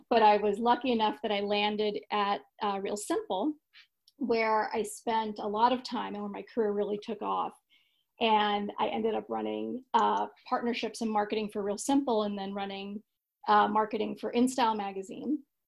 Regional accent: New York, United States; accent: Long Island; But we moved to Long Island, and I grew up in right outside of the city. For Long Islanders, I grew up on exit 36 off the LIE, and grew up in the same school district in the same house from kindergarten till hi

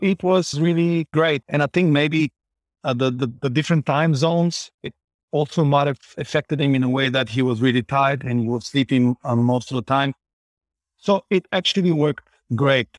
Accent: Bulgaria; moved away as an adult; also born or lived in Johannesburg, South Africa; now in Vancouver, Canada; I was born in Bulgaria, and at the age of twenty-two, I moved to South Africa.

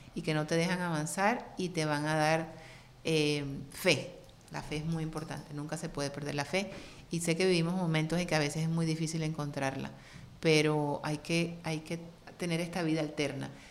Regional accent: Cartagena, Bolívar, Colombia; first language Spanish; now in United States

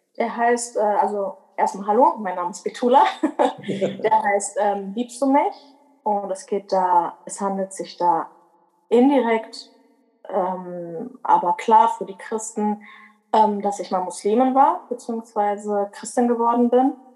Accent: Berlin, Germany; moved away as an adult; now in North Rhine-Westphalia, Germany; ich bin eigentlich Berlinerin. Ich lebe aber in NRW seit ungefähr fünf Jahren.

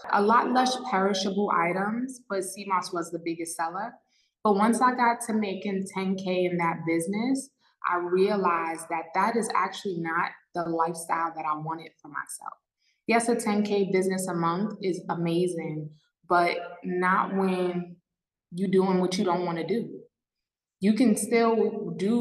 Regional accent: New York City, New York, United States; moved away as an adult; now in Mexico; I am from New York, born and raised in New York City

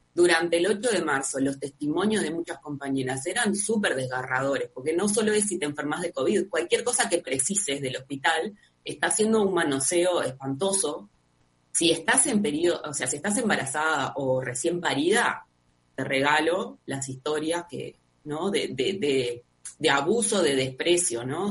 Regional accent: Uruguay; acá en Uruguay

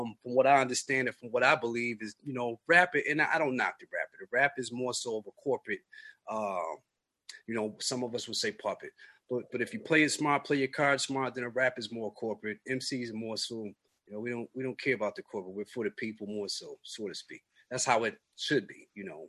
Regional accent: Buffalo, New York, United States; growing up in Buffalo

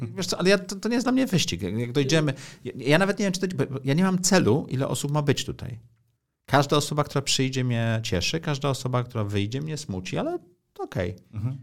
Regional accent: Poland; urodziłem się w kraju, okej, okay, w komunizmie, ale w Europie

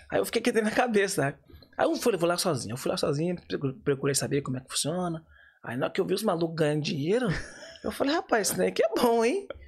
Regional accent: Minas Gerais, Brazil; Sou de Minas

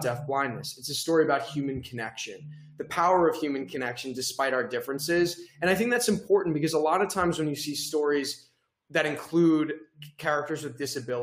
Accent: United States; first language English; as an American, I may have learned it as a second language

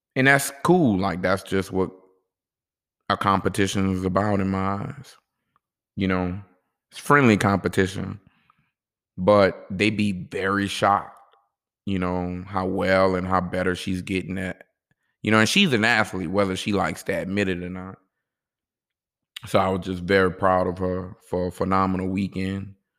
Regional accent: New Orleans, Louisiana, United States; I'm from New Orleans

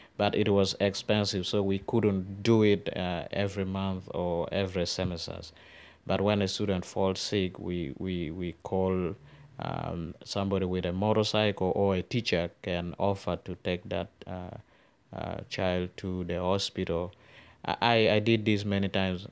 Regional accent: Northern Uganda, Uganda; growing up in northern Uganda

